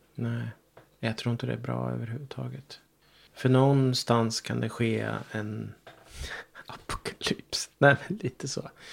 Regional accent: Ryda, Sweden; moved away; also born or lived in Stockholm; min plats, där jag växte upp, Ryda

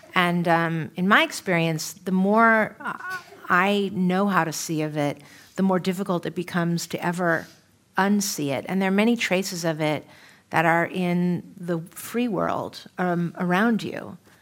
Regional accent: San Francisco, California, United States; also born or lived in New York City; now in Los Angeles, United States; where I grew up in San Francisco, kind of sort of a bleak neighborhood

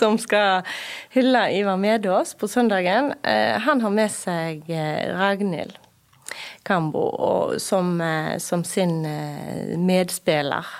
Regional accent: Bømlo, Vestland, Norway; jeg er mostring. Ja. Jeg kommer fra Moss der, på Bømlo. Bor på Bømlo

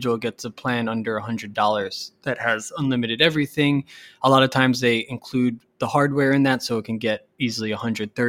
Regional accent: United States; being an American

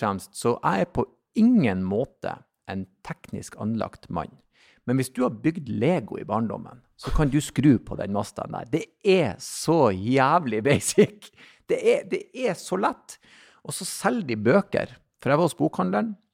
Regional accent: Bodø, Nordland, Norway; jeg vokste jo opp i Bodøbyen, men mye slekt ute i Lofoten

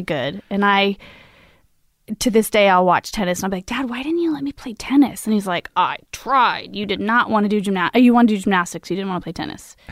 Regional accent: Imperial Valley, California, United States; moved away as an adult; now in Los Angeles, United States; I grew up, uh, in Linda of San Diego in the desert, Imperial Valley.

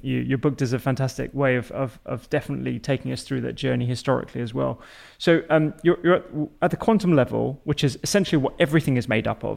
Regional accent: London, United Kingdom; being a Londoner

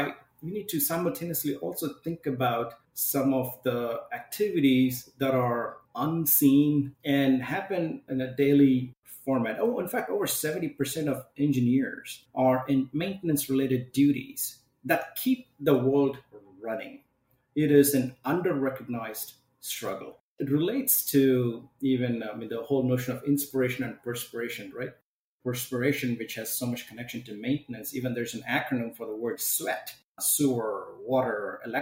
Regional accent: South India, India; moved away as an adult; now in Washington, United States; I was born in an Orthodox Hindu family in South India. My grandfather was a local village priest. I tried to help him out as a Sioux priest in the morning. So fairly traditional upbringing

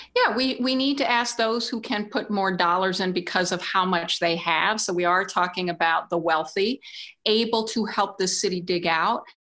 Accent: Washington, District of Columbia, United States; now in New York City, United States; spent my early years in a black neighborhood in Washington

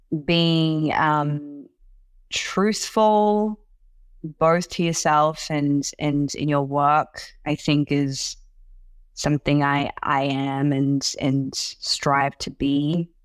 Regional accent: Sydney, New South Wales, Australia; English is a second language; moved away as an adult; also born or lived in Hangzhou, China; now in United States; teenage years kind of growing up in Sydney

